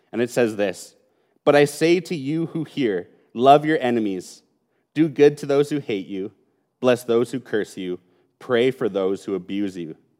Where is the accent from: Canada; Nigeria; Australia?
Canada; Calgary, Alberta; I was born in Calgary. I was raised in Calgary, and I've lived most of my life in Calgary